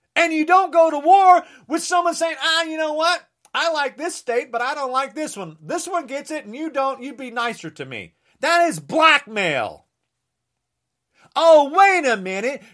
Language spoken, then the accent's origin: English; United States; I am American